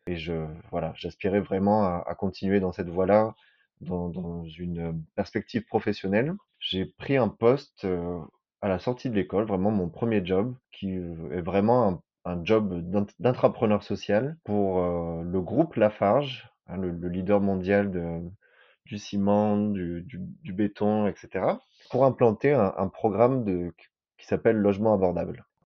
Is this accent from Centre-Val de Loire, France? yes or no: no; Marseille, Provence-Alpes-Côte d'Azur, France; moved away as an adult; also born or lived in Nigeria; j'ai 34 ans, je suis né à Marseille